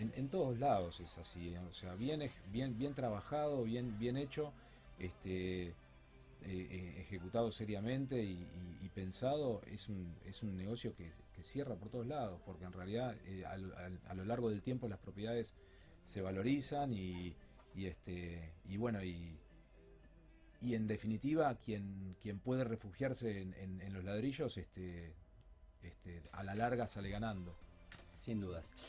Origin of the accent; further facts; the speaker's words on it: Uruguay; moved away as an adult; now in Rosario, Argentina; yo no, soy no soy rosarino, yo soy uruguayo, en realidad vivo en Rosario hace 18 años